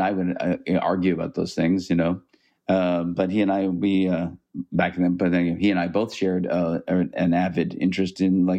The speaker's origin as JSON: {"language": "English", "country": "Canada", "said": "I mean, I'm a Canadian and I'm a liberal"}